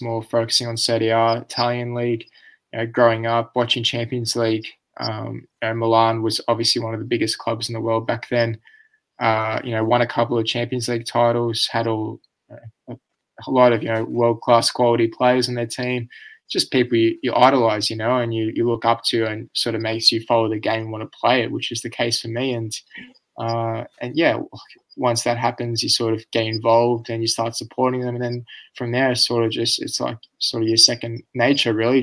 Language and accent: English; Australia